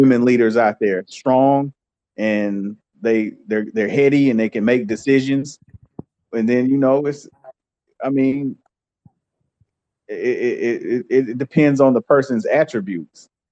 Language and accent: English; United States